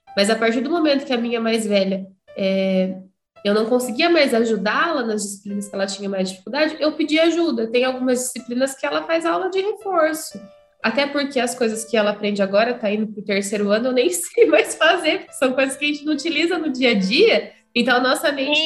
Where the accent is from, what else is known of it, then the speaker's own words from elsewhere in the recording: Ourinhos, São Paulo, Brazil; Eu sou de Ourinhos